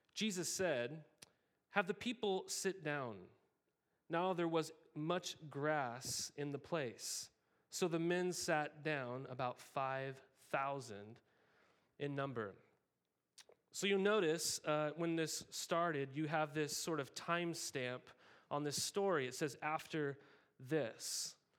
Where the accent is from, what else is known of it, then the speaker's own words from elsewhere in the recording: Montana, United States; as a kid, I grew up in Montana